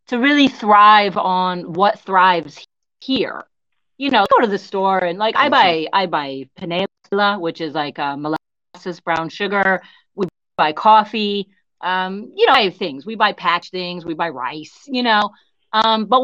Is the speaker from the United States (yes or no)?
yes; United States; moved away; I'm American